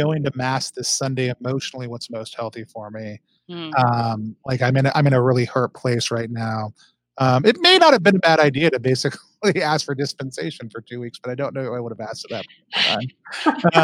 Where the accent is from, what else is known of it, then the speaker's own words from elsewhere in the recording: Allen, Texas, United States; also born or lived in Seattle; now in Philadelphia, United States; I grew up in Texas, just north of the city, in a place called Allen